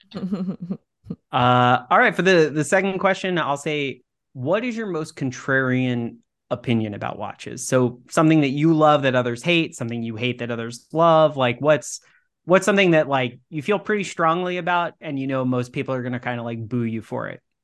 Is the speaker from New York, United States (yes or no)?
no; Texas, United States; moved away; I grew up in Texas